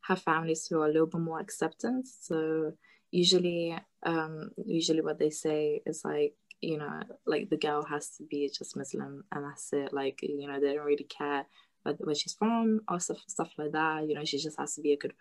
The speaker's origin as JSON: {"language": "English", "country": "Lithuania", "moved": "yes", "said": "I'm originally from Lithuania"}